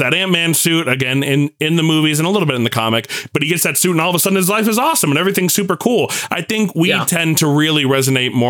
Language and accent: English; New York, United States; me growing up in New York